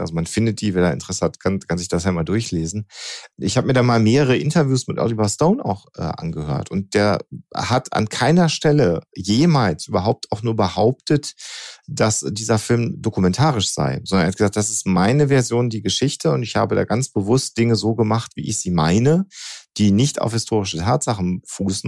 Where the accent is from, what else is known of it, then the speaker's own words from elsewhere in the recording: Germany; bei uns in Deutschland